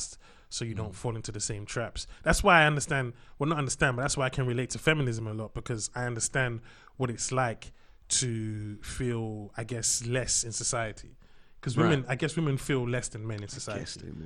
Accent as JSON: {"language": "English", "region": "London", "country": "United Kingdom", "tie": "born or raised there", "also_born_or_lived": "Lagos, Nigeria", "said": "I grew up in East London, Hackney."}